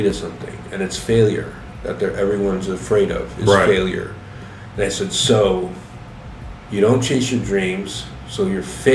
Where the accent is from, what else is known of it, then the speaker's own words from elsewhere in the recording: Tucson, Arizona, United States; I grew up in Tucson in a very poor neighborhood